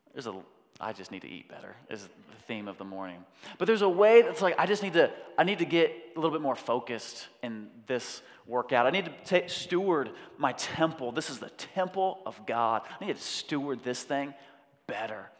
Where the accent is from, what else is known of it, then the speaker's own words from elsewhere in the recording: United States; I'm a Westerner, I'm an American